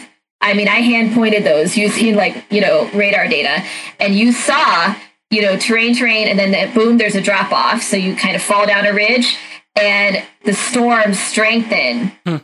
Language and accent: English; Dayton, Ohio, United States; moved away; also born or lived in Washington, D.C. area; I grew up in Dayton, Ohio